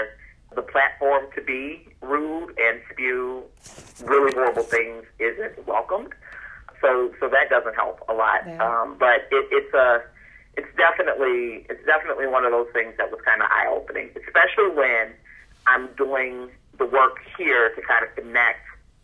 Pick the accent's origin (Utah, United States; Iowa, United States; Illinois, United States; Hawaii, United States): Illinois, United States; Chicago; I'm from Chicago